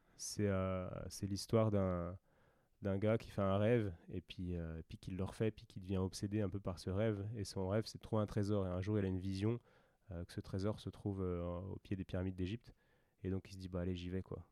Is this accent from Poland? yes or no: no; France; en tant que Français qui a fait une école d'ostéo